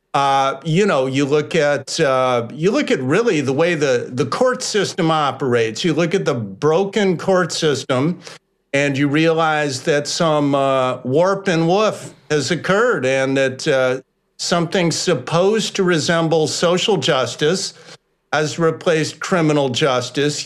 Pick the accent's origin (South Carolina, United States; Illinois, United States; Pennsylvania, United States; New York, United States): Illinois, United States; Chicago; moved away as an adult; I grew up here. I moved to Chicago as a six year old kid in 1964. I lived here for 30 years.